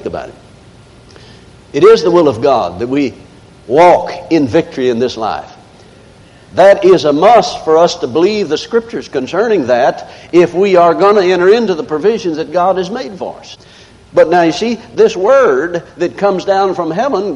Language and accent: English; the South, United States; I'm from the South.